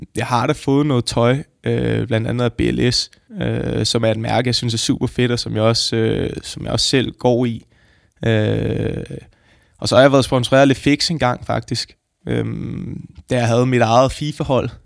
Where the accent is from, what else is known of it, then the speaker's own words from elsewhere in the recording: Frederiksberg, Capital Region of Denmark, Denmark; nu er jeg så født og opvokset på Frederiksberg